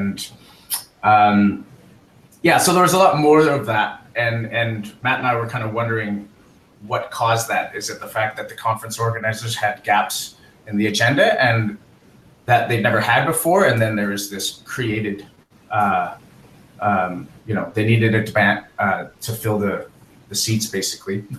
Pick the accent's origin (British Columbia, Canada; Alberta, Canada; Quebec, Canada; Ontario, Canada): Alberta, Canada; Calgary; now in Halifax, Canada; Calgary is my hometown